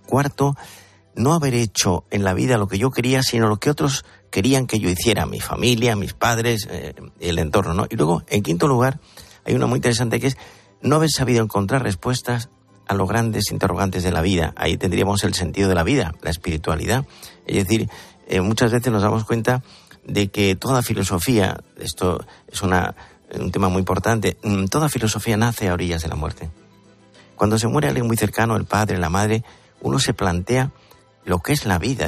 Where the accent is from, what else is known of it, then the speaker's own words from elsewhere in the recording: Andalusia, Spain; yo soy andaluz